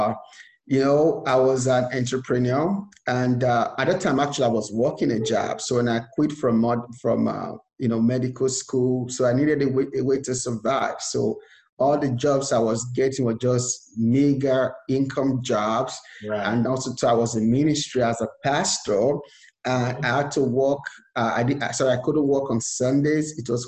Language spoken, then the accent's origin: English; Nigeria; moved away as an adult; now in United States; I was born and raised in Nigeria, and I came to America with just $100 to my name